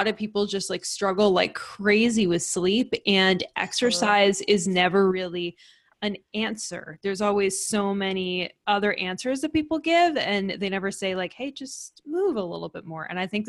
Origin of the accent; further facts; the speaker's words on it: Texas, United States; because we're from Texas